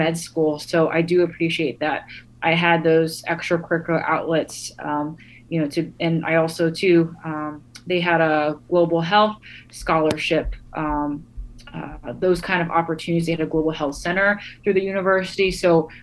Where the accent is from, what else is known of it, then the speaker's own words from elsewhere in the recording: United States; where I come from as an American, a Vietnamese American